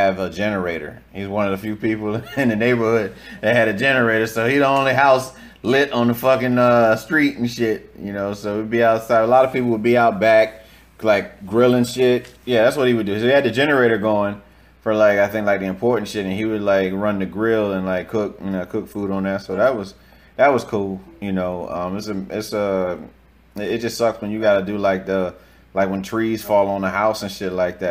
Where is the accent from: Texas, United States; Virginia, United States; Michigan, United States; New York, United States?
Virginia, United States; moved away as an adult; now in South Florida, United States; me growing up in Virginia. Shout out to the 757